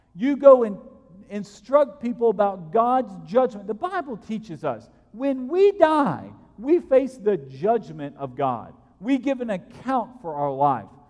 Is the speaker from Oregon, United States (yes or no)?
no; Alabama, United States; I grew up in Alabama 25 years ago